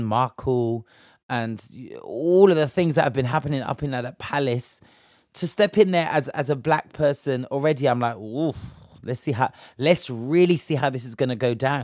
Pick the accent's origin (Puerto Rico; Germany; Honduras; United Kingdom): United Kingdom; we're just from Britain